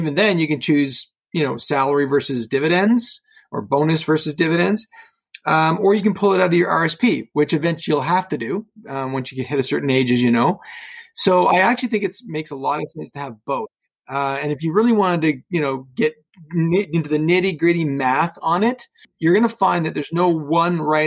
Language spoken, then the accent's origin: English; Oakville, Ontario, Canada; now in Burlington, Canada; I grew up in Oakville, never really moved too far from home, live in Burlington now